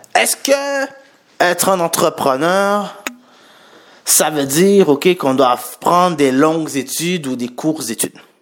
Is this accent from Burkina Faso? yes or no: no; Montreal, Quebec, Canada; Je suis né à Montréal et je suis d'origine haïtienne